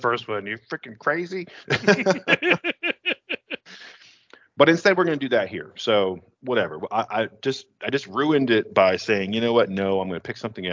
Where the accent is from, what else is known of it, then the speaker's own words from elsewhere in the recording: Western New York, United States; We're from Western New York